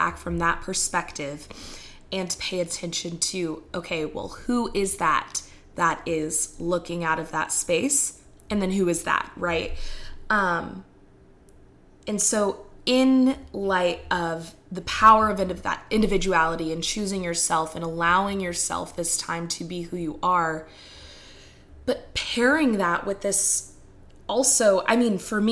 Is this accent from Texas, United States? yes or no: yes; Texas, United States; I'm from Texas. I live in the Bible Belt